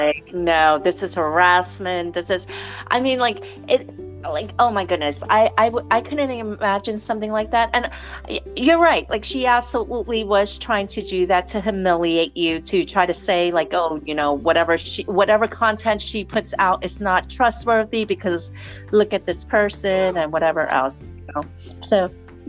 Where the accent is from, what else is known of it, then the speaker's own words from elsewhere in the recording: New York City, New York, United States; I'm from New York City